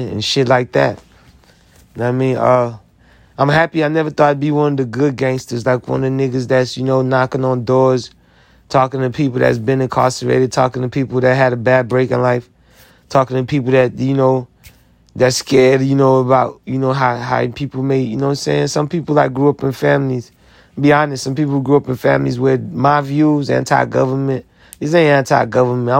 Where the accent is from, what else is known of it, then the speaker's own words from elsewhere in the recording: United States; I'm American. I sacrificed a lot to be American.